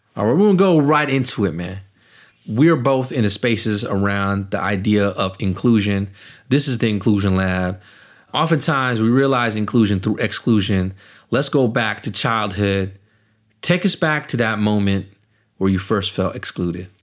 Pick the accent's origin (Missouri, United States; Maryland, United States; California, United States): California, United States; Richmond; also born or lived in Naugatuck, Connecticut; I grew up in Richmond, California